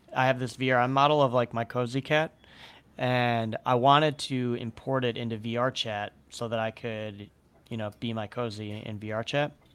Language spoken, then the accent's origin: English; Chicago, Illinois, United States; growing up in Chicago